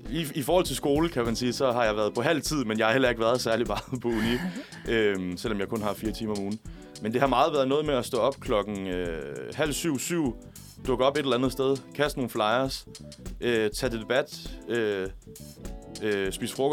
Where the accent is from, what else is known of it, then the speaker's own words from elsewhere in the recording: Tønder, Southern Denmark, Denmark; jeg er venstre øh, hjemme i Tønder, hvor jeg kommer fra, heller ikke har et problem med at rekruttere venstrefolk.